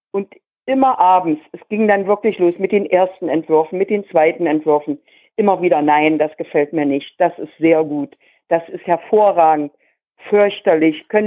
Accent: Magdeburg, Saxony-Anhalt, Germany; Noch nie gesehen, bin Magdeburger, noch nie gesehen.

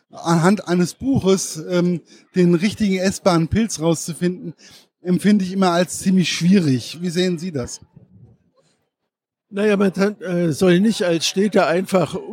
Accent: Hesse, Germany; Was ich auch sehr interessant fand als Hesse

